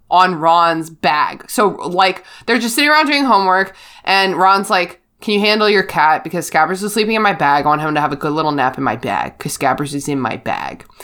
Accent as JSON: {"language": "English", "country": "Canada", "said": "I'm Canadian."}